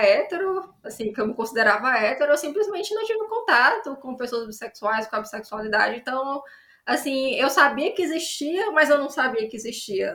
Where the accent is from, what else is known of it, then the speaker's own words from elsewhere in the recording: Ceará, Brazil; eu sou autora cearense de ficção especulativa